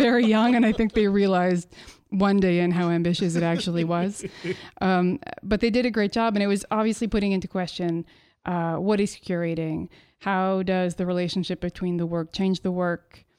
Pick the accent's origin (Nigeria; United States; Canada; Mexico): Canada; Montreal, Quebec; now in Ottawa, Canada; It means that I'm originally from Montreal.